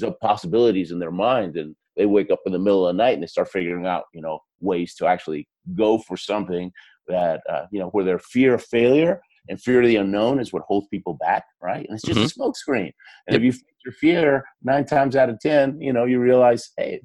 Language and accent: English; Argentina; moved away; I was born in Argentina